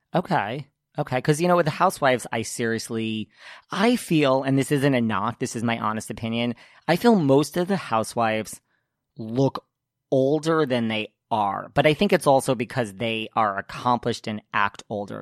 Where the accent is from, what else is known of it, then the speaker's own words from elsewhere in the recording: Connecticut, United States; I am from Connecticut? I went to high school with the one